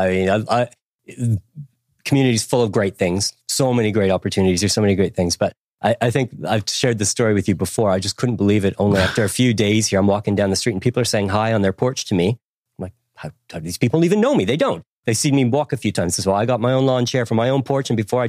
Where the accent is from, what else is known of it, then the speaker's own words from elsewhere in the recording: Canada; also born or lived in Nelson, New Zealand; Yeah, Canada. I grew up in Canada, but I lived in different parts of the country, everywhere from Quebec City, where I learned French, to went to university in Ottawa.